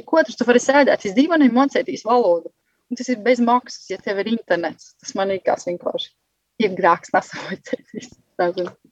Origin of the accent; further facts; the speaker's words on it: Vecmokas, Latgale, Latvia; moved away as an adult; also born or lived in Galēni; now in Germany; es nāku no Vudsmaižas